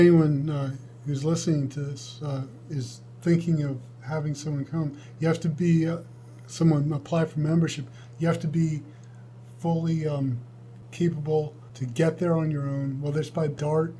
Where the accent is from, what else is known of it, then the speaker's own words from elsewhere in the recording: Georgia, United States; now in Texas, United States; And then I'm from Georgia. I moved here from Georgia. So the distances in Texas are phenomenal.